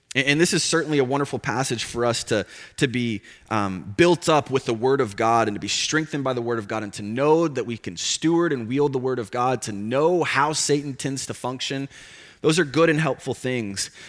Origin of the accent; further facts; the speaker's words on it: the South, United States; growing up in the South